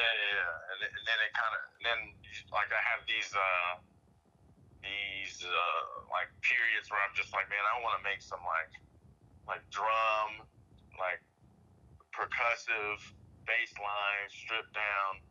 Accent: Arlington, Texas, United States; moved away as an adult; now in Dallas, United States; I'm from Arlington originally. Um, I grew up out there

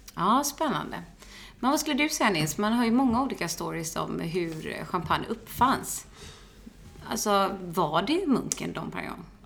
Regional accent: Onsala, Halland County, Sweden; jag är uppvuxen en bit utanför eh, Göteborg. Ett eh, ställe som heter Onsala, ute på landet

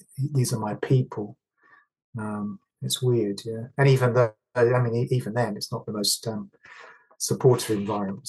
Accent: Stafford, West Midlands, United Kingdom; Growing up in Stafford

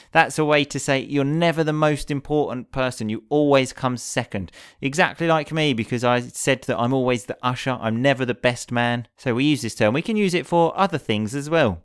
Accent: England, United Kingdom; in England, we either go abroad or we go away for the weekend

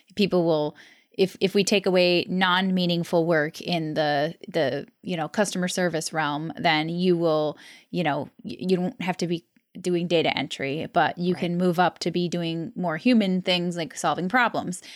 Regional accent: United States; moved away as an adult; now in Albania; I'm an American expat currently in Albania

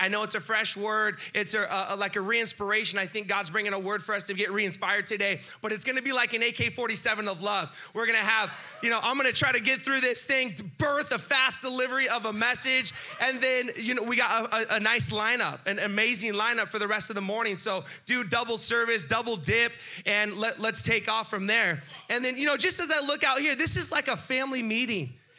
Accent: Carlsbad, California, United States; I've been in Carlsbad my whole life.

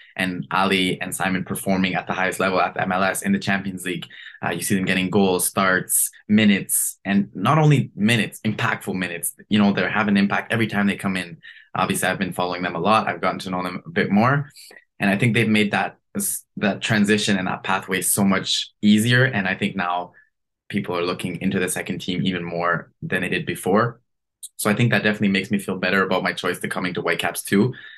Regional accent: Canada; as a Canadian

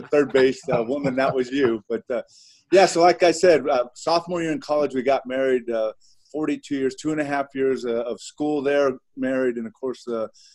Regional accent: Ontario, California, United States; also born or lived in East Los Angeles, California; my hometown of Ontario, California

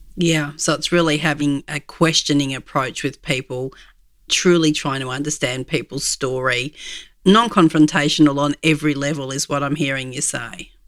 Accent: Australia; As an Aussie

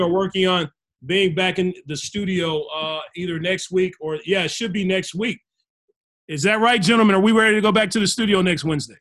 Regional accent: United States; I'm American, but I'm I'm African American, but I'm American.

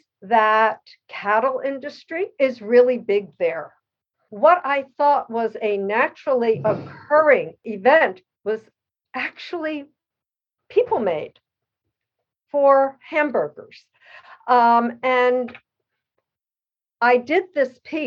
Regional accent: Elizabeth, New Jersey, United States; moved away as an adult; now in Pacific Northwest, United States; growing up in Elizabeth, New Jersey

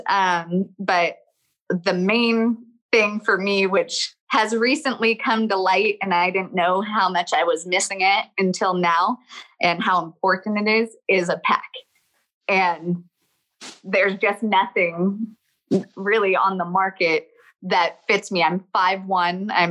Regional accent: Southern Oregon, United States; moved away as an adult; now in Idaho, United States; I'm originally from Southern Oregon.

